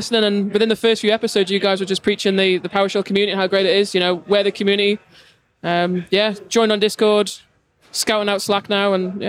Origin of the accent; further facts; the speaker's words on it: Isle of Man; from the Isle of Man.